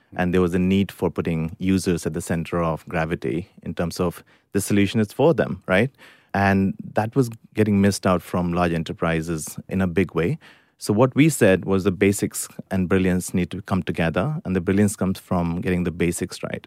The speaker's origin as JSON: {"language": "English", "country": "India", "tie": "born or raised there", "moved": "as an adult", "lives_now": "United Kingdom", "said": "I grew up in India first nineteen years of my life."}